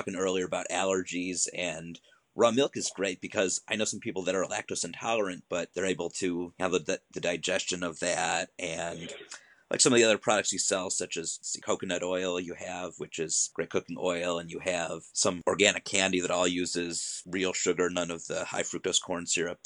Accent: Ohio, United States; now in Los Angeles, United States; I'm actually from Ohio

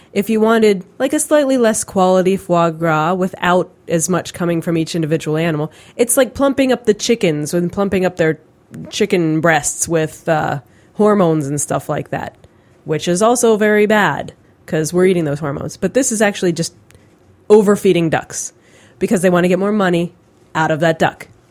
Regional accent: Pennsylvania, United States; I'm from Pennsylvania

